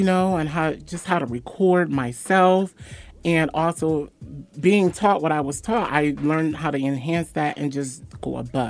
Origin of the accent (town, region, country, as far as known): Waterbury, Connecticut, United States